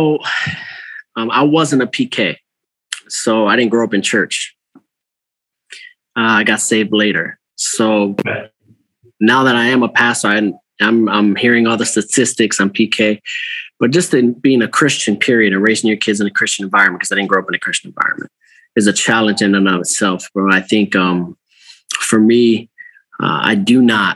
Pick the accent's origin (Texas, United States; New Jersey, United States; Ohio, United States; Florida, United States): Ohio, United States; Cleveland; moved away as an adult; now in Albany, New York, United States; I'm originally from Ohio. So Cleveland, Ohio area